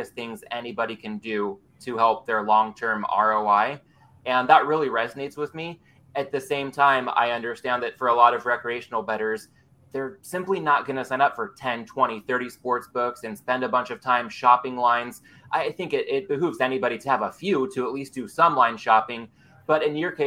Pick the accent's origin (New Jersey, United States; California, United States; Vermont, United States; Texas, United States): California, United States; San Diego County; I grew up in San Diego County